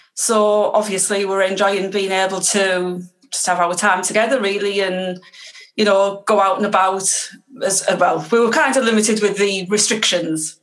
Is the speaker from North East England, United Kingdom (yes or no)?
yes; Teesside, North East England, United Kingdom; I'm from Teesside, which is in the northeast of the UK